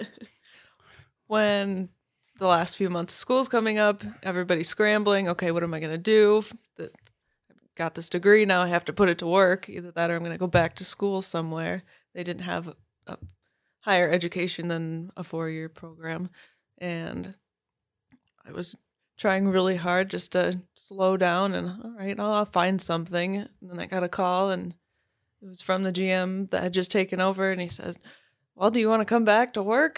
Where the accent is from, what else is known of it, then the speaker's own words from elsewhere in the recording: Farwell, Michigan, United States; I grew up in Farwell, went to Farwell High School